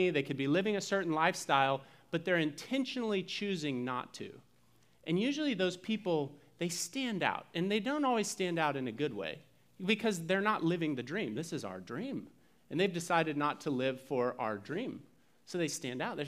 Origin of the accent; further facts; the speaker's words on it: United States; And I'm an American. We're in America.